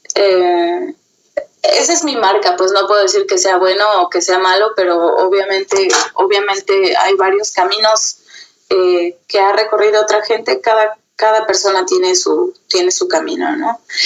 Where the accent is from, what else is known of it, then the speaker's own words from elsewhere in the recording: Mexico; moved away as an adult; also born or lived in Sweden / Germany / Austria; now in Vienna, Austria; yo como mexicana obviamente tengo, tengo una, una identificación y un amor por México y por mi gente bastante grande